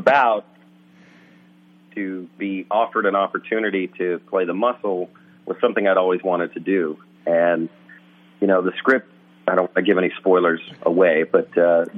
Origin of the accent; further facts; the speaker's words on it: Nashville, Tennessee, United States; moved away; I grew up in Nashville, Tennessee